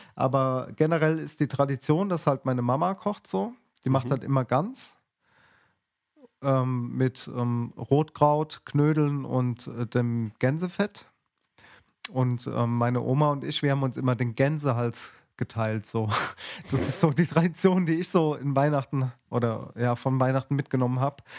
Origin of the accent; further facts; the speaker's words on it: Mannheim, Baden-Württemberg, Germany; in der Vorstadt, wo ich groß geworden bin, von Mannheim